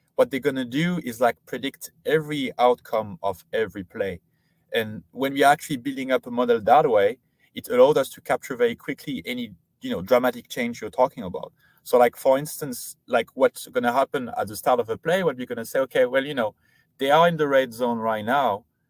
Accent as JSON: {"language": "English", "country": "France", "tie": "born or raised there", "moved": "yes", "said": "I grew up in France, did all my studying in there, uh, so high school, uh, and then university there"}